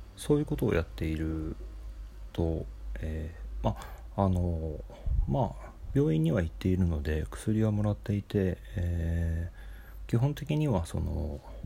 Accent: Nagoya, Aichi, Japan; now in Tokyo, Japan; 僕はあの子供の頃、え ー、名古屋に住んでいた時に、えー、実家が2階建てで

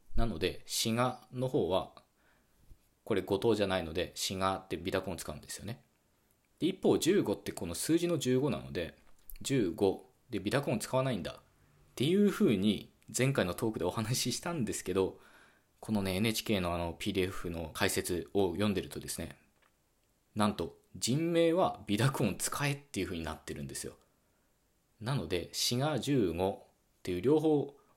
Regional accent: western Japan, Japan; 僕自身もですね、西日本出身だもんですから

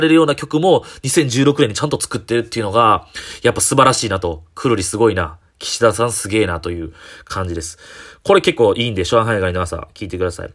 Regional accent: Kyoto, Japan; 僕、えー、地元が市場大宮なんですけど、その一駅隣なんで、市場カラスマって言うてくれるやんっていう僕、京都出身の僕

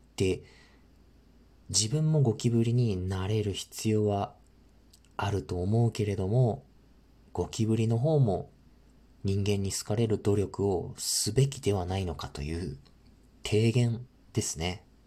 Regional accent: northern Japan, Japan; 僕、生まれも育ちも北国なので

